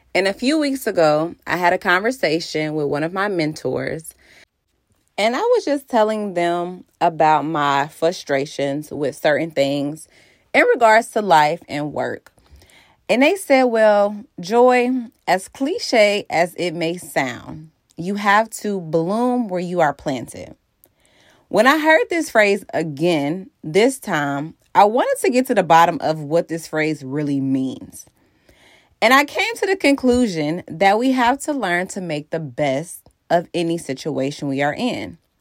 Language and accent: English; Cincinnati, Ohio, United States; moved away; also born or lived in Maryland / Virginia; I am from Cincinnati, Ohio